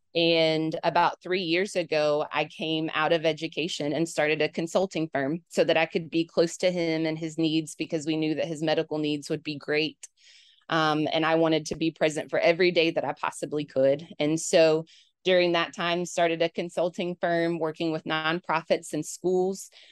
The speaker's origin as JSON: {"language": "English", "town": "Knoxville", "region": "Tennessee", "country": "United States", "tie": "born or raised there", "also_born_or_lived": "Cookeville, Tennessee", "lives_now": "Memphis, United States", "said": "I'm a Knoxville native"}